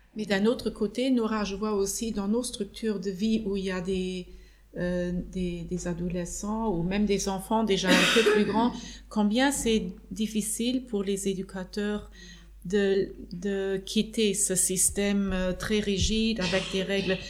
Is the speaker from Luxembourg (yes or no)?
yes; Luxembourg; chez nous au Luxembourg